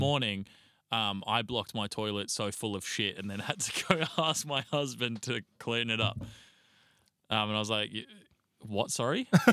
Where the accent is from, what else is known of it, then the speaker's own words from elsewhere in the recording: Australia; we're Australian